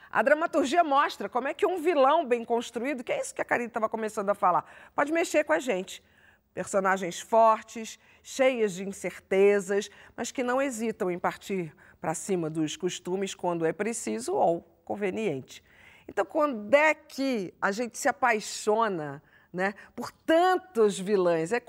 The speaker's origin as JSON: {"language": "Portuguese", "region": "Pantanal", "country": "Brazil", "said": "Eu sou, eu sou pantaneira, né?"}